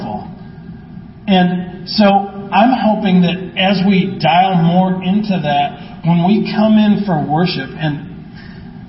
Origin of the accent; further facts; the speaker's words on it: Midwest, United States; growing up in the Midwest